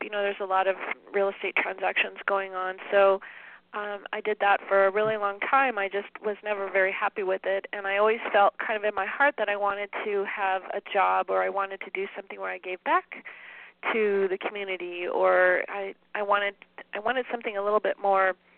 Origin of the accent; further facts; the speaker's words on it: San Dimas, California, United States; now in Spokane, United States; I grew up in um, in the Southern California area of a little town called San Dimas